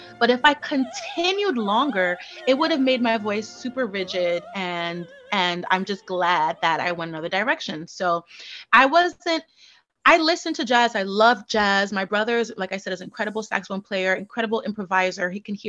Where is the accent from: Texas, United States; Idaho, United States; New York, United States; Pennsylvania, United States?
New York, United States; Brooklyn; In Bushwick, actually.